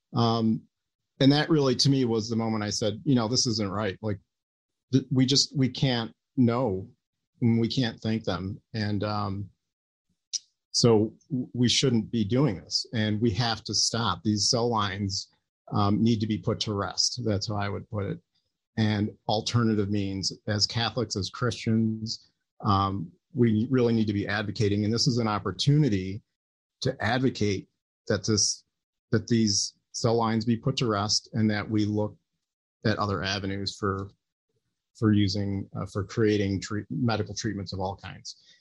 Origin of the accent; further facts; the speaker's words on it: United States; as an American